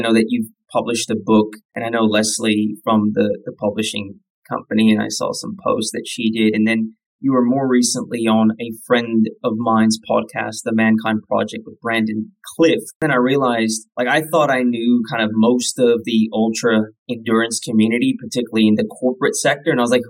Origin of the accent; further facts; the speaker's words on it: Northcliffe, Western Australia, Australia; So here I was in from Northcliffe, which is a little town in the middle of nowhere in Western Australia